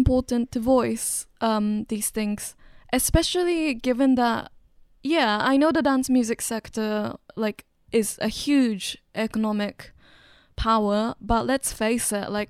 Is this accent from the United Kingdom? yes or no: no; China; also born or lived in Japan; You know, like, I grew up in China and Japan, and China is, you know, technically still the third world.